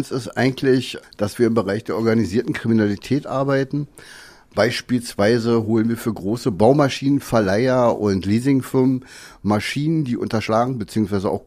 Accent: Berlin, Germany; Gut, also ich bin in Berlin aufgewachsen, habe eine Lehre als Krankenpfleger gemacht, in dem Beruf auch fünf, sechs Jahre gearbeitet.

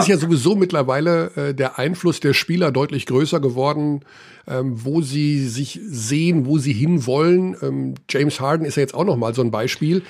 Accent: Germany; Ich bin natürlich in Deutschland aufgewachsen und lebe in Deutschland

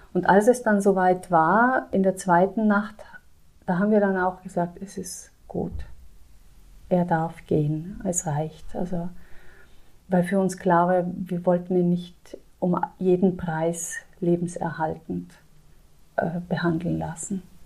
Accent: South Tyrol, Trentino-Alto Adige, Italy; now in Landshut, Germany; Ich komme aus Südtirol

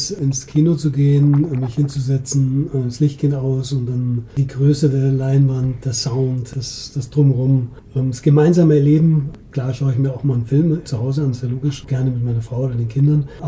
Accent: Munich, Bavaria, Germany; Du, ich bin Münchner, Münchner

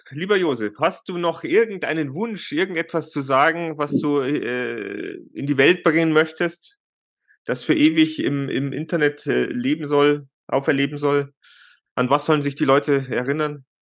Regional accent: Germany; bei uns in Deutschland

